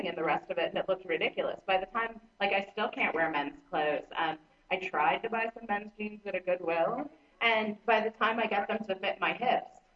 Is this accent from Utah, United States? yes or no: no; Florida, United States; I was in Atlanta, Florida